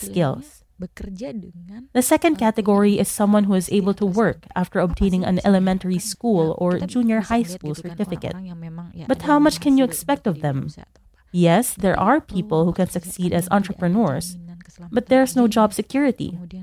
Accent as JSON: {"language": "English", "town": "Rembang", "region": "Central Java", "country": "Indonesia", "moved": "as an adult", "lives_now": "Jakarta, Indonesia", "said": "I came from Sanatan village in Rembang, Central Java"}